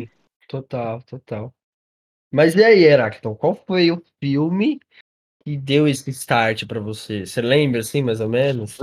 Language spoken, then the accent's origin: Portuguese; Carapicuíba, São Paulo, Brazil; Eu e você somos de Carapicuíba